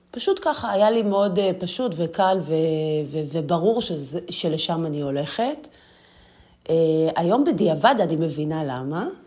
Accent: Ashdod, Southern District, Israel; אני נולדתי וגדלתי בעיר אשדוד.

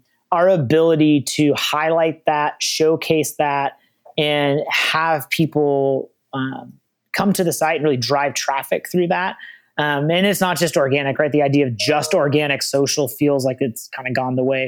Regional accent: the Northwest, Pacific Northwest, United States; as someone from the Northwest

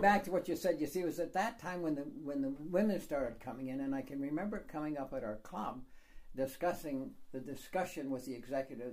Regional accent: Canada; I am from Canada, so I just speak English

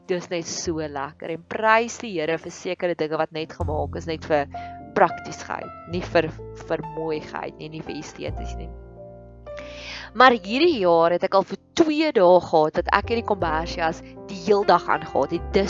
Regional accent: Free State, South Africa; ek kan onthou ek het in die Vrystaat groot geword en ek kan onthou dit was koud

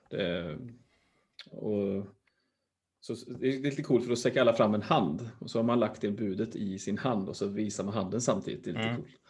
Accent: Uddevalla, Västra Götaland, Sweden; jag är från, jag är från Öfre Uddevalla.

